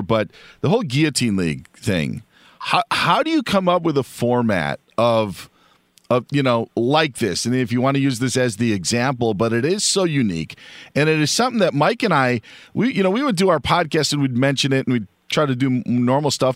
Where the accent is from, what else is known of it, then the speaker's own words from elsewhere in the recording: Wisconsin, United States; growing up in Wisconsin